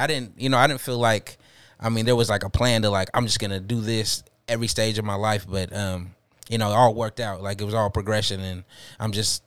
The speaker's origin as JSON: {"language": "English", "town": "Seattle", "region": "Washington", "country": "United States", "said": "I'm from Franklin"}